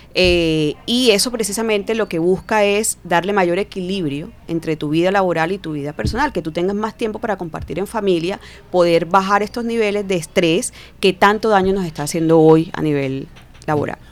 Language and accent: Spanish; Cartagena, Bolívar, Colombia; moved away as an adult; now in Barranquilla, Colombia; psicóloga eh, cartagenera, realmente, ya tengo 17 años viviendo en Barranquilla, pero soy de Cartagena